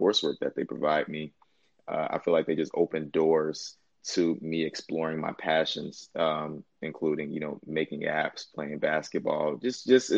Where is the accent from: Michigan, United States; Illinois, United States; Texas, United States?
Illinois, United States; Chicago; moved away as an adult; I'm from Chicago, Illinois. And like you said, pretty much my origin story from Chicago